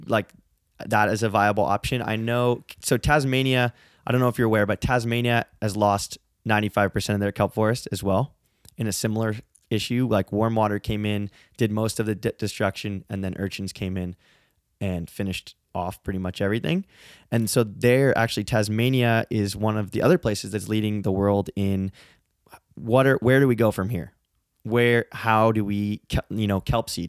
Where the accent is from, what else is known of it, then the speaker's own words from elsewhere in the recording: San Francisco, California, United States; I grew up in San Francisco